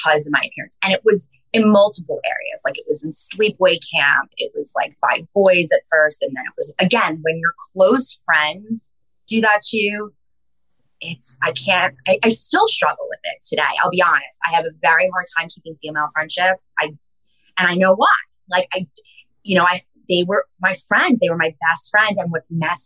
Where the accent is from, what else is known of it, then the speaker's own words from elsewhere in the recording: Long Island, New York, United States; growing up on Long Island